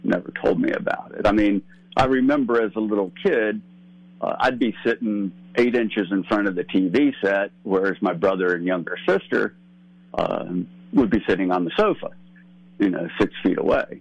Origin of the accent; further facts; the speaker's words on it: Maryland, United States; also born or lived in Tennessee / Pennsylvania / Rockville, Maryland; I grew up in Maryland, Pennsylvania, then Maryland